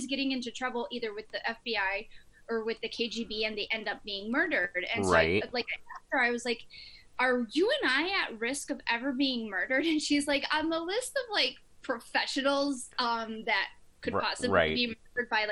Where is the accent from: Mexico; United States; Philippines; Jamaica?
Mexico; northern Mexico; moved away; I'm from Mexico, but Northern Mexico shares like no culinary roots with Central or Southern Mexico